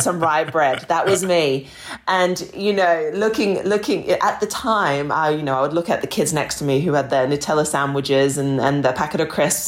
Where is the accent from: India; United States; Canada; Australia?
Australia; growing up in Australia when I was a young girl